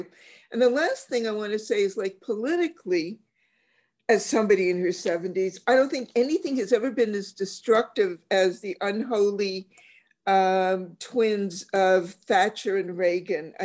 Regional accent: Canada; as a Canadian

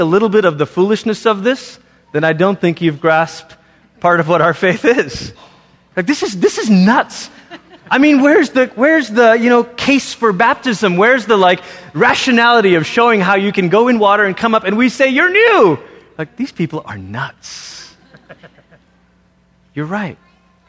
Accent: Malaysia; moved away; growing up in Malaysia, as I did

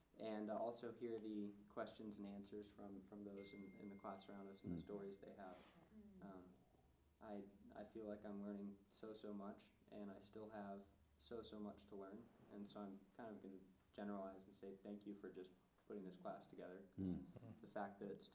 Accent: Chapel Hill, North Carolina, United States; now in Boone, United States; growing up in Chapel Hill

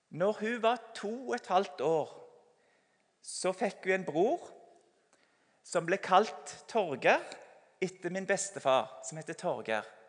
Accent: Sauda, Rogaland, Norway; Sauda, der jeg kommer fra

